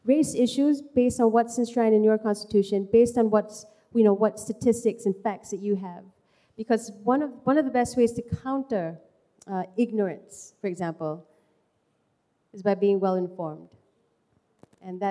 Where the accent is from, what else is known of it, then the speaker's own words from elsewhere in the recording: Malaysia; as a Malaysian